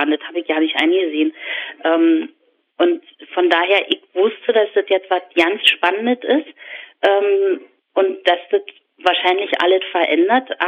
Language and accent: German; East Germany, Germany; also das ist mein Bild von der DDR, dass die Häuser grau